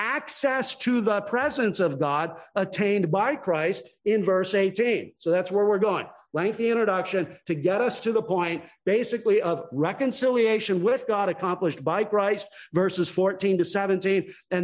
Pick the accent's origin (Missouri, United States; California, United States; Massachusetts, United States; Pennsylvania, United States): California, United States; Long Beach; moved away; I was born and raised in Long Beach, California